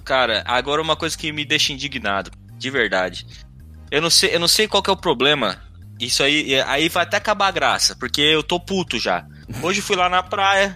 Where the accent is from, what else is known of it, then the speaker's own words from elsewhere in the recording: Brazil; eu sou brasileiro